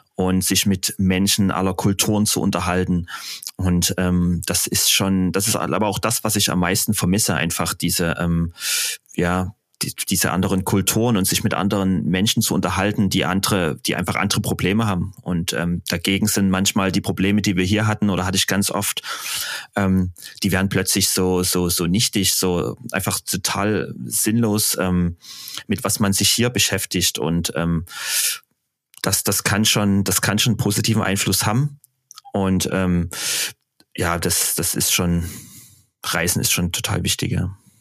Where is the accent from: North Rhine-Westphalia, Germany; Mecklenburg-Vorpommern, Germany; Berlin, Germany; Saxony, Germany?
Saxony, Germany; Dresden; ich äh, erstmal aus Deutschland komme und dann aus Dresden